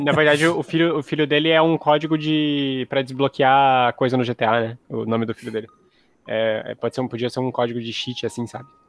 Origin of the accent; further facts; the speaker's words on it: Brazil; É português, brasileiro, porque nós somos brasileiros